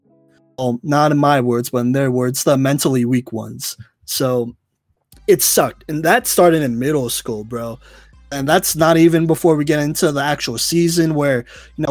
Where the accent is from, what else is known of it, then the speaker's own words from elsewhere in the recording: Plano, Texas, United States; I'm from Plano, Texas, a little suburb right above Dallas, Texas.